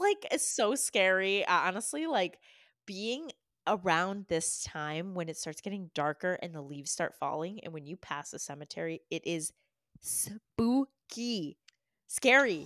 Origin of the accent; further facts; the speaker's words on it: Massachusetts, United States; growing up in Massachusetts